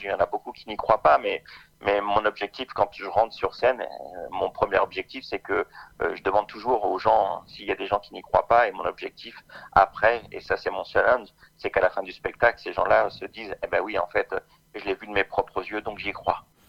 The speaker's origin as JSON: {"language": "French", "town": "Orléans", "region": "Centre-Val de Loire", "country": "France", "said": "je suis d'Orléans"}